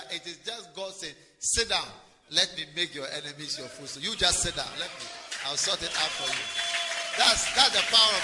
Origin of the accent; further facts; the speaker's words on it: Ghana; I'm from Ghana